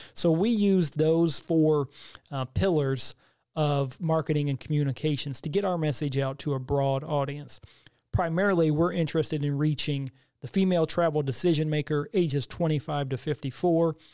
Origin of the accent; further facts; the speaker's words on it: Bowling Green, Missouri, United States; also born or lived in Hannibal, Missouri; I grew up in a small community of Bowling Green, which is about twenty miles south of Hannibal